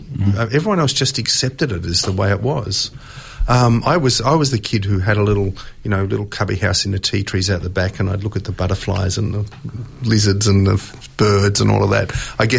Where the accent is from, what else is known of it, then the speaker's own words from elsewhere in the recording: Melbourne, Victoria, Australia; I was born in Melbourne 121 years after John Batman and Johnny Pascoe Faulkner waded ashore and settled the city.